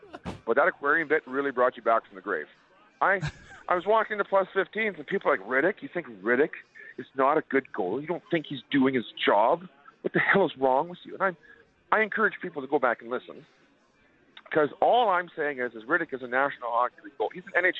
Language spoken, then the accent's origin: English; Winkler, Manitoba, Canada; I did, buddy. I lived close to Winnipeg.